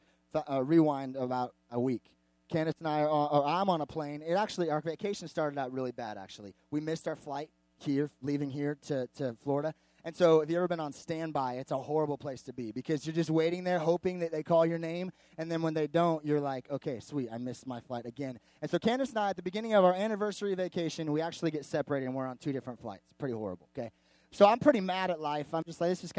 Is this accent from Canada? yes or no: yes; Canada; I'm Canadian